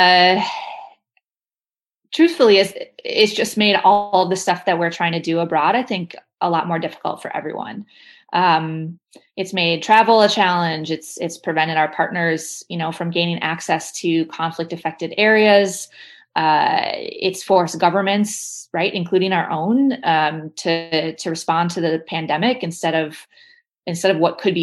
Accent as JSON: {"language": "English", "region": "Midwest", "country": "United States", "said": "As a Midwesterner"}